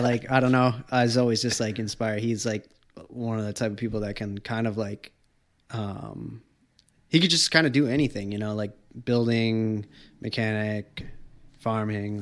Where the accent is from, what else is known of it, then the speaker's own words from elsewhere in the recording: Wareham, Massachusetts, United States; I came from Wareham